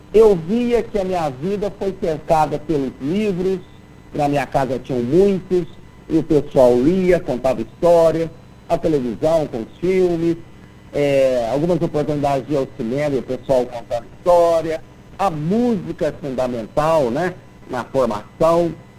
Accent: Lavras, Minas Gerais, Brazil; moved away as an adult; now in Belo Horizonte, Brazil; eu nasci em Lavras, que é interior de Minas

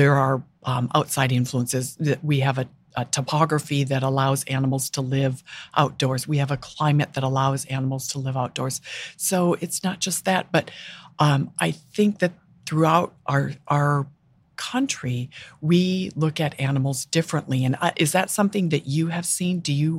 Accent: Minnesota, United States; moved away; And when I moved here from Minnesota, I was amazed at the number of animals on the streets.

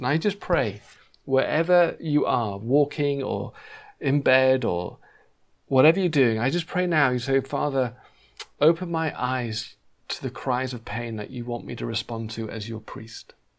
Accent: England, United Kingdom; moved away as an adult; now in Los Angeles, United States; we used to say a lot in England

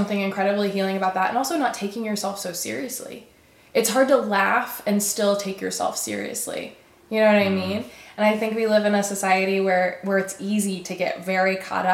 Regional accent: Alabama, United States; now in Austin, United States; I'm from Alabama

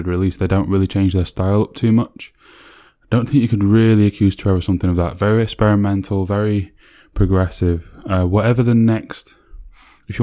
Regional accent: Sheffield, Yorkshire and the Humber, United Kingdom; my hometown

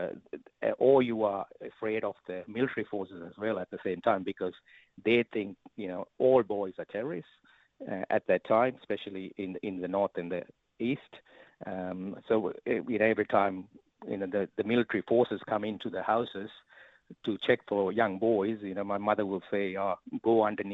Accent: Sri Lanka; now in Australia; I was born in Sri Lanka

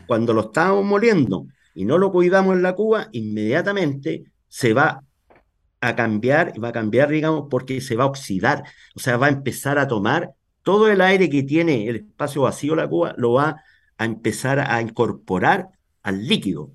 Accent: Talca, Maule, Chile; En Talca. Yo soy de Talca. Nacido, criado aquí toda mi vida en Talca.

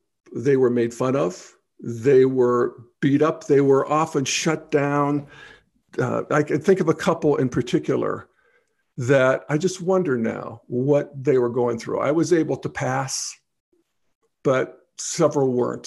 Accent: Steel Valley of Western Pennsylvania, United States; moved away as an adult; also born or lived in Boulder, Colorado; I moved away from my hometown in the Steel Valley of Western Pennsylvania

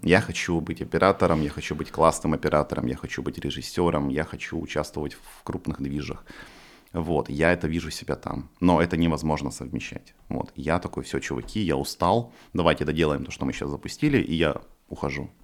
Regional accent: Far East, Russia; moved away; я типа с Дальнего Востока, из деревни

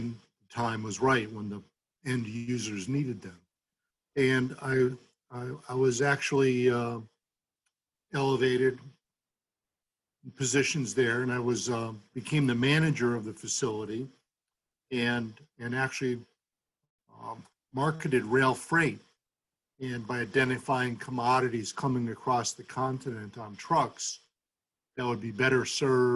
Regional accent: Holyoke, Massachusetts, United States; also born or lived in Winchester, Massachusetts; I grew up in Holyoke.

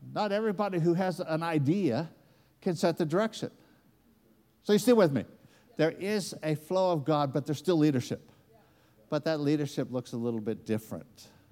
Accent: United States; accent: American; moved away; it comes out with an American accent

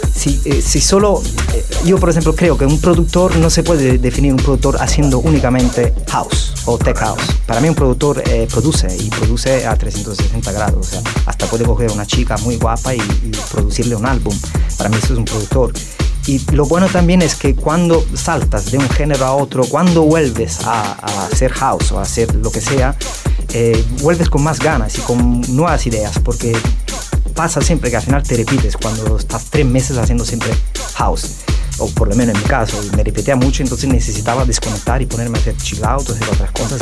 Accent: Naples, Campania, Italy; Spanish is a second language; moved away as an adult; now in Spain

